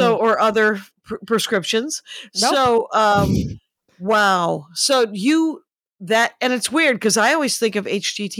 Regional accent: Wisconsin, United States; because I'm from Wisconsin

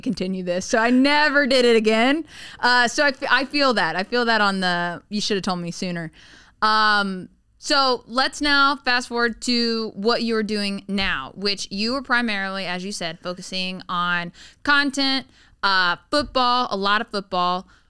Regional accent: the South, United States; moved away; I grew up in the South

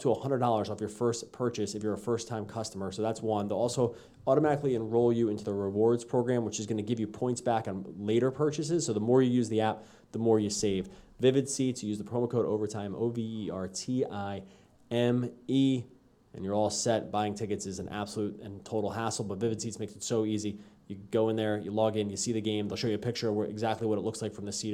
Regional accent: New Jersey, United States; we're from the Jersey area

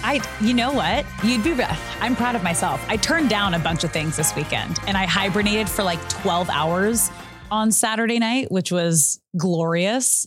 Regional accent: Manhattan Beach, California, United States; I grew up in Manhattan Beach

